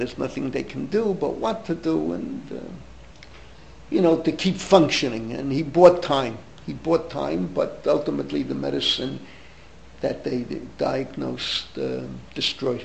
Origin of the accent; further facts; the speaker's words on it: New York City, New York, United States; I grew up in the Bronx. I'm a third generation Bronxite.